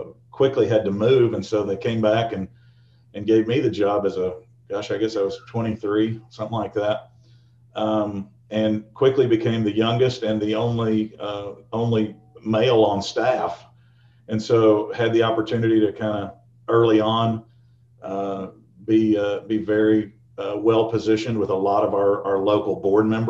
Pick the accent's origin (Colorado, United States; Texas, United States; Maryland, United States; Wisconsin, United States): Texas, United States; Fort Worth; moved away as an adult; also born or lived in Norman, Oklahoma; I'm a kid from Fort Worth, Texas. went to high school there, and we moved around a little bit when I was a kid.